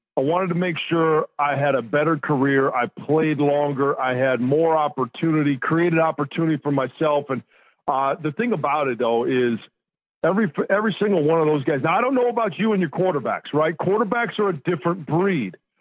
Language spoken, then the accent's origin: English; Pontiac, Michigan, United States; My hometown, Detroit Lions. I grew up, let's see, maybe 10 minutes from the Silver Dome